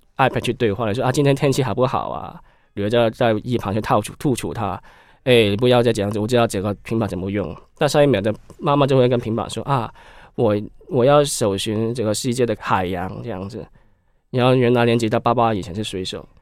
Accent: Hong Kong; accent: Hong Kong; Chinese is a second language; moved away as an adult; now in Taiwan; 因为感觉可能我们是香港人

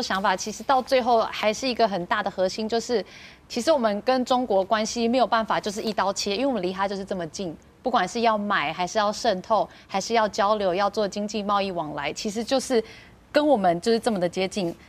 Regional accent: Taiwan; 我们台湾人民

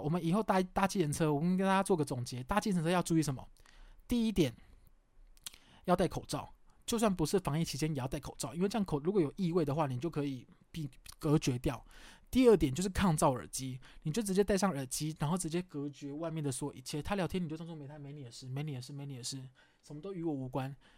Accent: southern Taiwan, Taiwan; 因为我是南部人啊

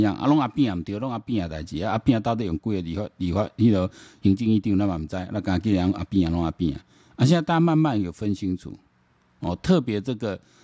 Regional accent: Taiwan; 然后我们台湾人民

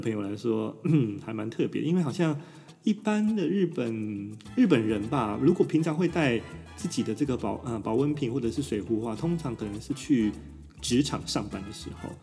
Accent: Taiwan; moved away as an adult; now in Tokyo, Japan; 在台湾我们真的是没有办法感觉到四季太大的差异

